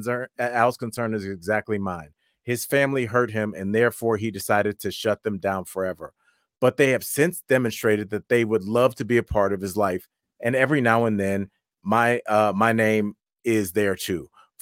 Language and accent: English; Brazil; But it's also cultural. I'm originally from Brazil, and we are warm, welcoming people by nature. Shout out Brazil.